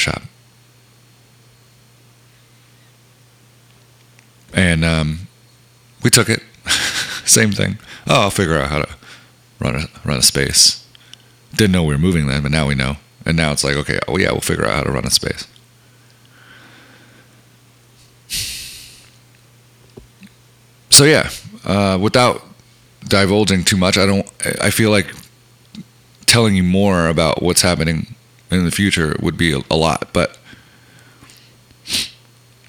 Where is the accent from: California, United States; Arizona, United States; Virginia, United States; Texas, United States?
Texas, United States; moved away; we don't live in Texas, but we are from Texas